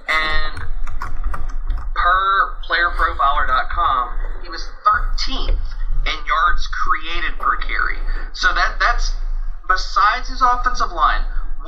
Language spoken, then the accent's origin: English; Louisiana, United States; Well, I'm from Louisiana.